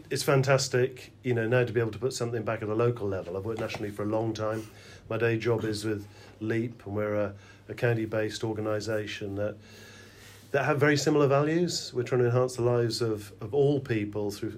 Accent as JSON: {"language": "English", "region": "Wales", "country": "United Kingdom", "tie": "born or raised there", "moved": "yes", "said": "our backgrounds growing up in Wales"}